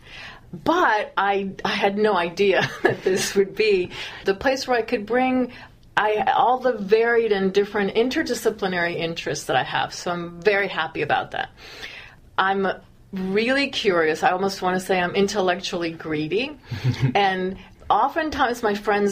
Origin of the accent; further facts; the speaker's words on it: California, United States; I'm from California, which I am